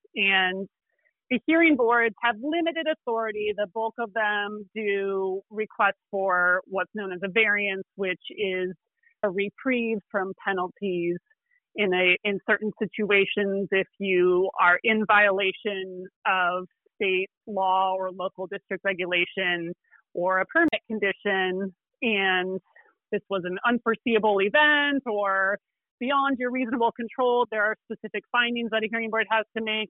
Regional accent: Illinois, United States; moved away as an adult; now in California, United States; I am not a native Californian. I, I've been here for 20 years, but I grew up in Illinois

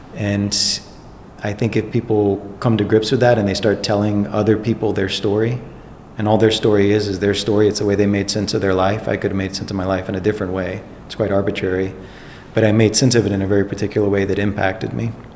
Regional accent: Baton Rouge, Louisiana, United States; moved away; I was born in Baton Rouge, Louisiana in 1973. I went to schools in Baton Rouge, Louisiana

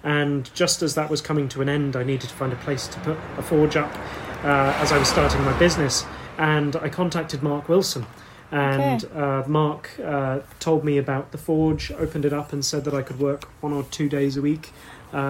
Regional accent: Cornwall, South West England, United Kingdom; moved away as an adult; now in Mountshannon, Ireland; I'm originally from Cornwall

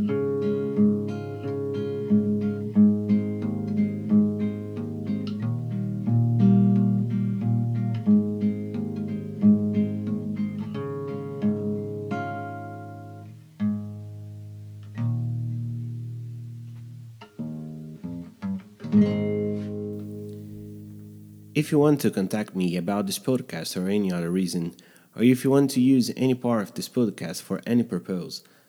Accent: Minas Gerais, Brazil; born or raised there

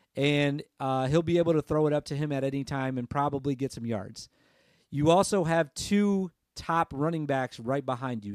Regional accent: Michigan, United States; I'm just from Michigan.

